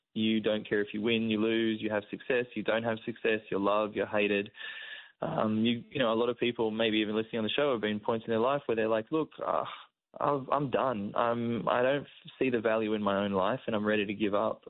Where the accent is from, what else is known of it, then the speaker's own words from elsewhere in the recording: Sydney, New South Wales, Australia; my own community that I grew up around in Sydney